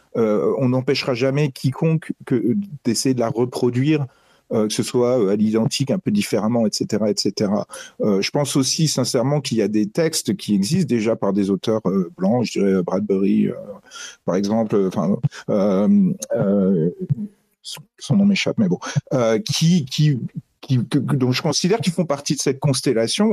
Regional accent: Metz, Grand Est, France; j'ai grandi à Metz

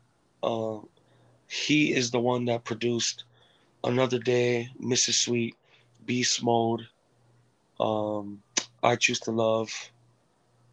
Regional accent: Kipapa, Hawaii, United States; also born or lived in American Samoa / California / Texas; when I was 7 years old, I moved to Hawaii from American Samoa

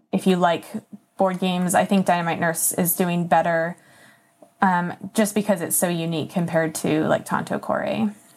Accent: Napa Valley, California, United States; moved away as an adult; also born or lived in Oklahoma / San Francisco, California; now in South Carolina, United States; I was born in Oklahoma and then moved to California when I was like eight. And I lived in the Napa Valley for uh, 13 years

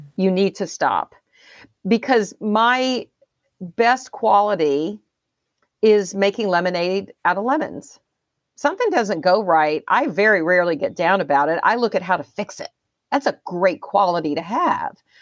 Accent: the South, United States; I was raised in the South

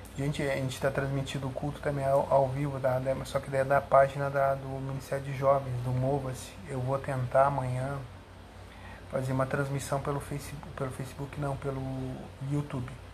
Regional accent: Porto Alegre, Rio Grande do Sul, Brazil; also born or lived in Camboriú; now in Cachoeirinha, Brazil; Gaúcho da Gema, eu sou gaúcho de Porto Alegre, não sou tão da Gema

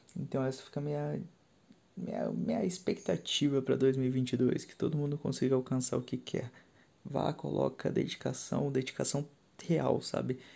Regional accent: São Paulo, Brazil; moved away; sou paulistano, moro no interior de São Paulo há alguns anos já

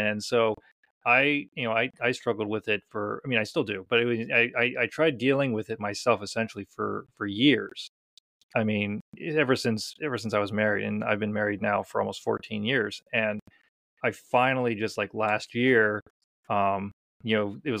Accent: Scotland, United Kingdom; oh yeah, I'm Scottish, I'm just going to tough through it

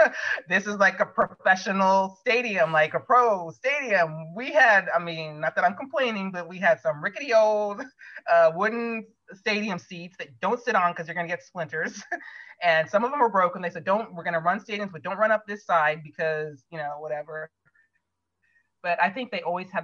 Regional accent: Ohio, United States; moved away as an adult; also born or lived in Stanford, California; I grew up in Ohio

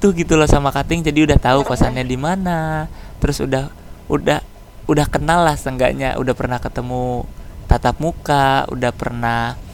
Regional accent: Cileungsi, West Java, Indonesia; kalau aku dari Cilengsi dia dari Bekasi

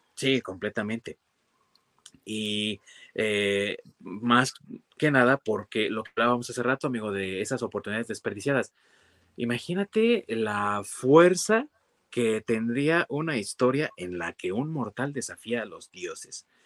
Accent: Mexico

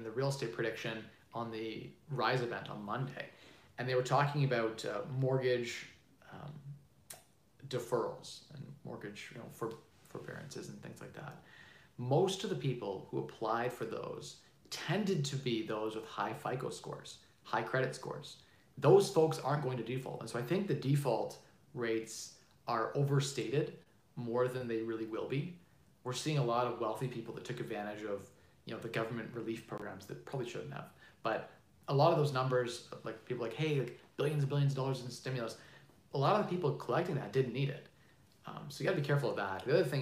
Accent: Canada; I'm Canadian

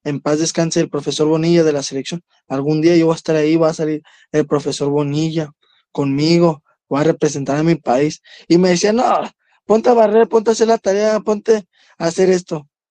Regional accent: Ciudad Juárez, Chihuahua, Mexico; un barrio la Altavista, aquí de Ciudad Juárez, yo vengo de la Altavista y orgulloso de representar a mi colonia

